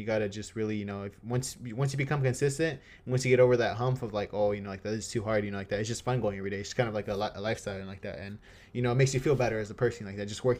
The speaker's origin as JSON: {"language": "English", "region": "California", "country": "United States", "said": "Boston Celtics. Even though I'm from SoCal."}